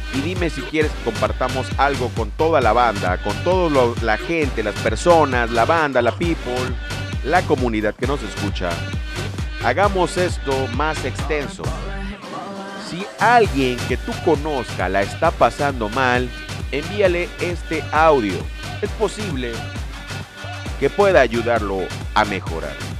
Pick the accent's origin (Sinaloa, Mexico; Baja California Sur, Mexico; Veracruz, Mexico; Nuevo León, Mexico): Veracruz, Mexico; Lerdo de Tejada; la gente de Ciudad Lerdo de Tejada en el estado de Veracruz, de donde yo soy nativo